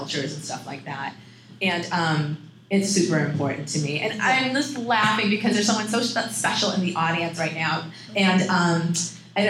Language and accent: English; Chelsea, Massachusetts, United States; in my city, where I grew up